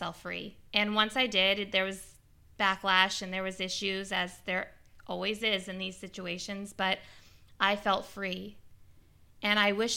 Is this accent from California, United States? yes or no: yes; Bay Area, California, United States; I am a girl from the Bay Area